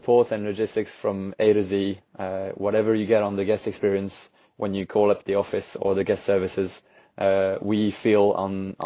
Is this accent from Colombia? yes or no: no; Camargue National Park, Provence-Alpes-Côte d'Azur, France; now in Lyon, France; I actually grew up in the Camargue National Park, which is where the Rhône River creates a delta.